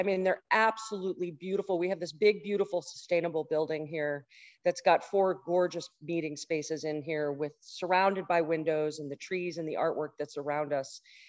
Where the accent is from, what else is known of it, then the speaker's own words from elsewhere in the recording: Texas, United States; born there; I was born in Texas.